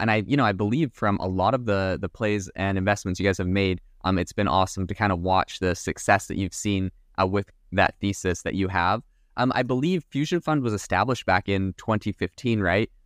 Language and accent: English; Canada; now in United States; I'm from Canada, so I've immigrated to America as well.